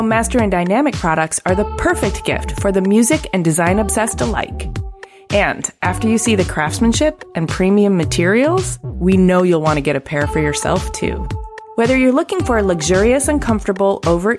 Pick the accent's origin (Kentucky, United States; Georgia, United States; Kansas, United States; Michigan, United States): Michigan, United States; Ypsilanti; I grew up in Ypsilanti, yeah. Michigan.